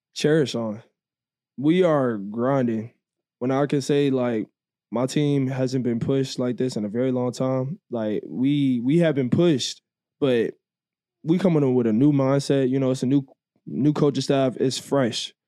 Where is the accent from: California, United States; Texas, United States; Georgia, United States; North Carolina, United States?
Georgia, United States; moved away; I grew up in Georgia for, like, the four years, you know, so, like, Atlanta's right down the street from me.